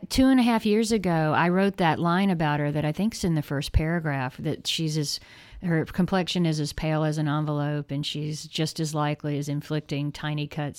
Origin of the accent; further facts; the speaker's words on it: the South, United States; because we're both from the South. I mean, he's Mississippi, so that's kind of a different kind of South.